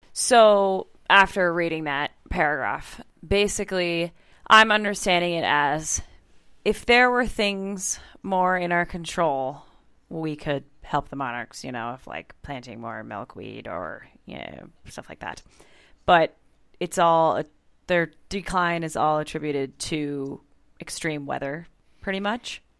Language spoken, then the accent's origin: English; Iowa, United States; Growing up in Iowa, obviously we have a lot of cornfields, soybean